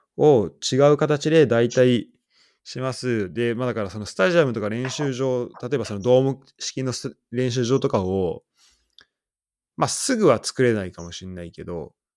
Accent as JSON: {"language": "Japanese", "region": "Saitama", "country": "Japan", "tie": "born or raised there", "moved": "yes", "said": "俺ら二人、浦和出身で"}